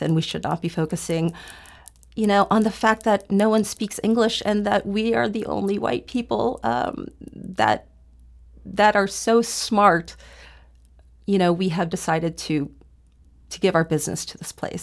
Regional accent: University City, Missouri, United States; also born or lived in South Korea; I grew up in University City because my parents decided to buy a home there

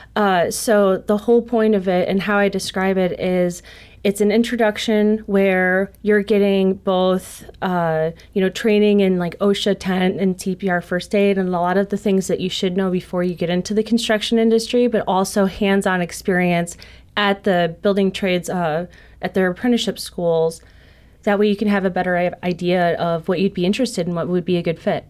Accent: Joliet, Illinois, United States; I'm originally from Joliet, Illinois

